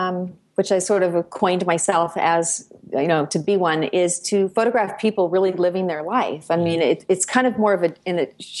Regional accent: Livermore, California, United States; I grew up outside of San Francisco. I grew up in a town called Livermore.

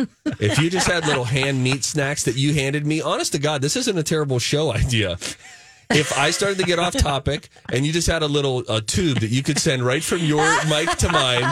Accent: United States; That's because we grew up in America, Mike!

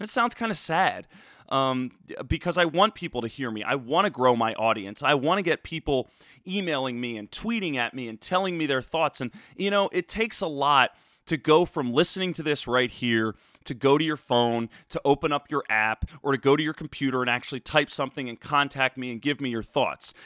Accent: Cherry Hill, New Jersey, United States; moved away as an adult; also born or lived in Philadelphia / New York City; now in Austin, United States; born in Philadelphia, raised in Cherry Hill.

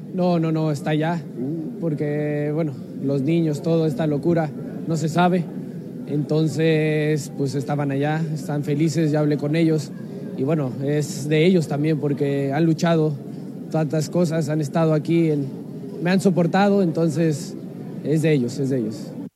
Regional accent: Mexico; moved away as an adult; now in Naples, Italy

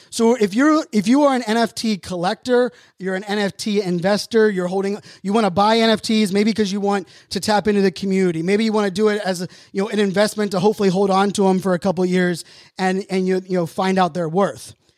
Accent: Pittsburgh, Pennsylvania, United States; I grew up in Pittsburgh.

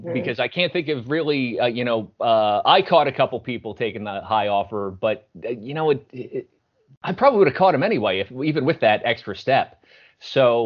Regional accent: Philadelphia, Pennsylvania, United States; I'm from the Philly area

